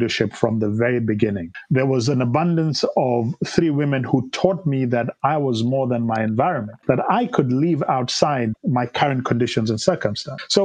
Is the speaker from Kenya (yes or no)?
yes; Kenya; moved away as an adult; also born or lived in Nairobi; now in United States; I grew up in Kenya